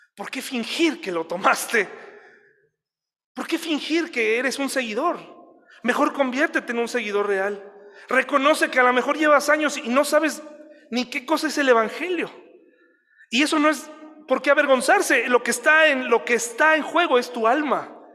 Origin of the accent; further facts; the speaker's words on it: Mexico; así somos los mexicanos